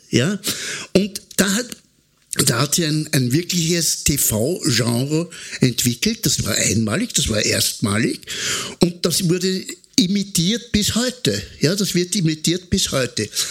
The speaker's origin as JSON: {"language": "German", "country": "Austria", "said": "was wir Österreicher sind"}